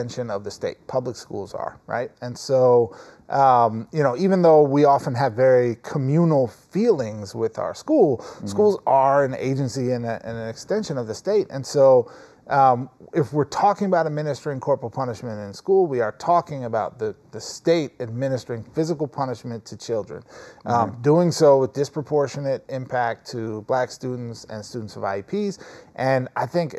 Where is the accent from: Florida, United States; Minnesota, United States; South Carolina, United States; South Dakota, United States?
Minnesota, United States; moved away as an adult; also born or lived in New York; now in Los Angeles, United States; I grew up in Minnesota